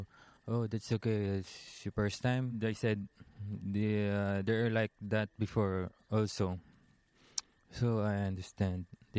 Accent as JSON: {"language": "English", "town": "Taal", "region": "Calabarzon", "country": "Philippines", "said": "Yeah, I'm from Taal, Batangas, Philippines. It's like a small town."}